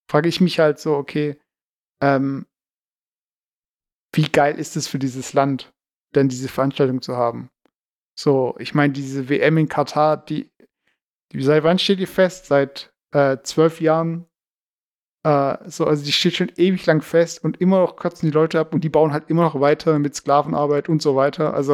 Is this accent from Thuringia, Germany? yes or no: no; Baden-Württemberg, Germany; accent: Swabian; Also ich mag Schwäbisch eigentlich und ich bin, ich fühle mich eigentlich immer noch als Schwabe so.